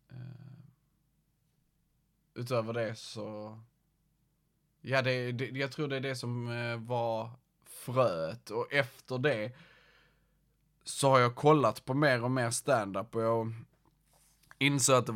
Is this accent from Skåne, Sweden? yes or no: yes; Malmö, Skåne, Sweden; Uh, jag kommer från Malmö. Jag vet ju, eh, min dialekt maskerar det väl, men ja, jag kommer från Malmö.